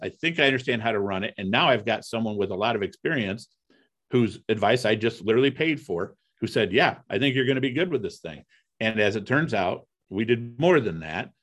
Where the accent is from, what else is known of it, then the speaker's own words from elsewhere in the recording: Toledo, Ohio, United States; also born or lived in Cleveland, Ohio; I grew up in Toledo, Ohio